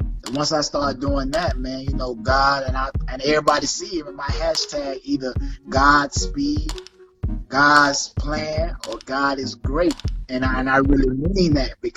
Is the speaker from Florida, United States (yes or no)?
yes; Lake Placid, Bowling Green, Central Florida, United States; from Florida, Central Florida, two hometowns, Lake Placid, Bowling Green, shout out, 863